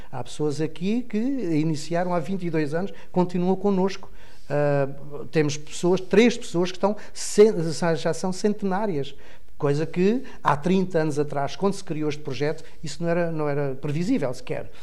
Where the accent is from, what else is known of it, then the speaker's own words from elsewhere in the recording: Portugal; isso orgulha-nos enquanto país, enquanto portugueses todos.